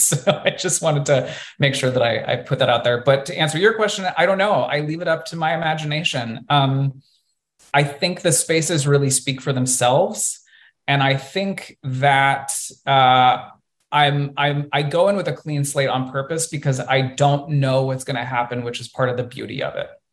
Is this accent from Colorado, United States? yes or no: yes; Colorado, United States; growing up in Colorado, we had a water park in my hometown